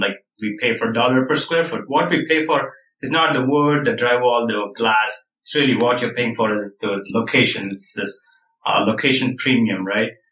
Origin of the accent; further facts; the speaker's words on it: India; moved away as an adult; now in United States; I came from India, like where communal housing, like living in tight quarters was pretty, like I was used